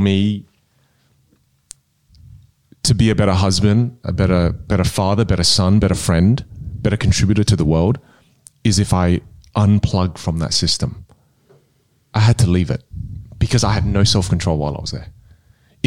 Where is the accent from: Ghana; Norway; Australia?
Australia; Adelaide, South Australia; first language Teochew; English is a second language; moved away as an adult; also born or lived in United States; I'm from Adelaide, right? And I come from the northern suburbs, you know, it's the hood. And I never had any opportunities growing up